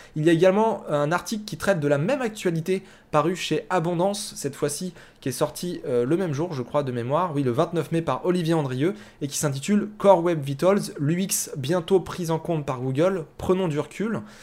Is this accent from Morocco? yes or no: no; France; alors moi je viens de la France